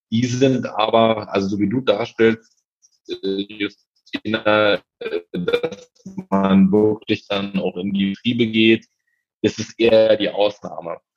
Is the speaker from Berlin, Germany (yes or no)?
yes; Berlin, Germany; zugeben muss als Berliner, ähm, dass ich sehr überrascht war davon